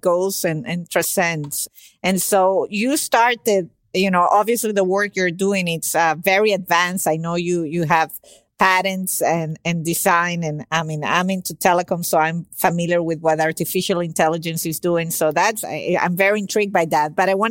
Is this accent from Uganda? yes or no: no; Venezuela; now in Miami, United States; I was born in Venezuela